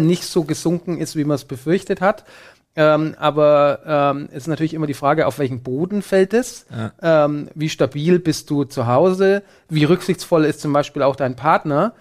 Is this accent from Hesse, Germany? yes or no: no; Bavaria, Germany; ich bin in Bayern zur Schule gegangen